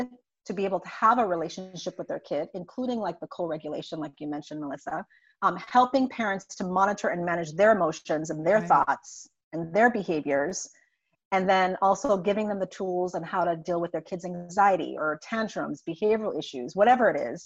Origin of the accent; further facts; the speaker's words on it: St. Croix, U.S. Virgin Islands; moved away as an adult; now in United States; I'm originally from St. Croix in the U.S. Virgin Islands, born and raised there